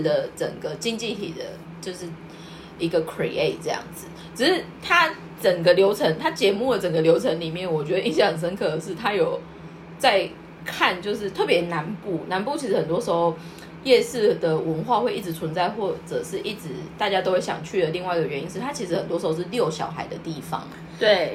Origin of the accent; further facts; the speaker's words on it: Kaohsiung, Taiwan; moved away as an adult; now in Tokyo, Japan; 因为他跟我小时候在我们家高雄附近吃到用干粉炸出来的排骨一模一样